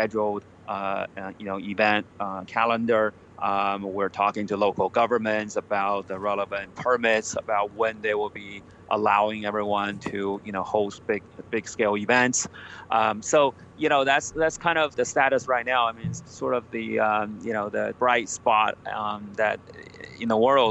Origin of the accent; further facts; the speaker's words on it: United States; now in China; I grew up in the States